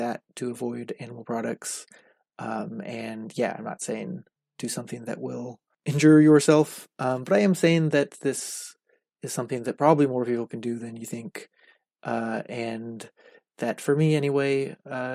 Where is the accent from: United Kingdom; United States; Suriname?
United States; Southern California; I grew up in Southern California, only a couple hours from San Diego